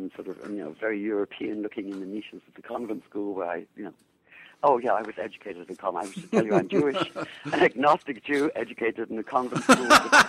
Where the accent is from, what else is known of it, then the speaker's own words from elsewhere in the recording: England, United Kingdom; moved away as an adult; also born or lived in Jerusalem, Israel / New York, United States; now in Seattle, United States; But I born in England, obviously from my accent, educated in England. Spent 13 years in the Middle East, mainly in Jerusalem. Then 13 years in New York, and now, to my astonishment, a lot more than 13 years in Seattle.